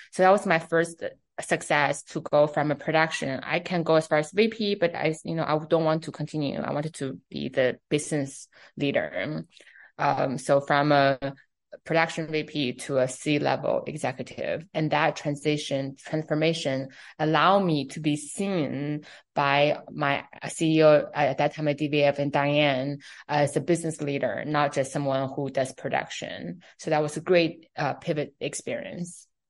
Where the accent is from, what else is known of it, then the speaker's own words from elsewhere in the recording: Beijing, China; first language Chinese; English is a second language; also born or lived in New York City; now in United States; I'm from China, right? I grew up in Beijing